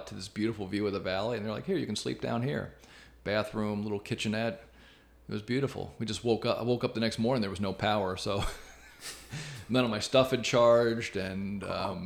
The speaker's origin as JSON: {"language": "English", "region": "New York", "country": "United States", "tie": "born or raised there", "moved": "yes", "said": "my hometown up in New York"}